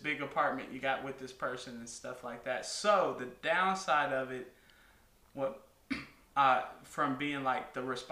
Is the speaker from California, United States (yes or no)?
yes; California, United States; I'm from California